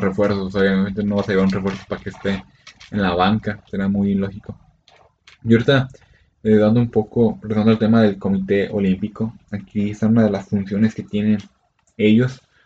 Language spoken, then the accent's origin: Spanish; Mexico; como buen mexicano